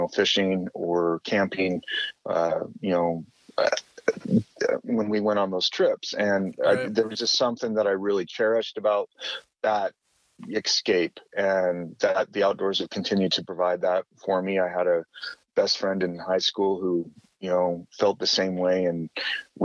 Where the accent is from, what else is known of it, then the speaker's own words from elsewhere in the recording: Salt Lake Valley, Utah, United States; I grew up in the Salt Lake Valley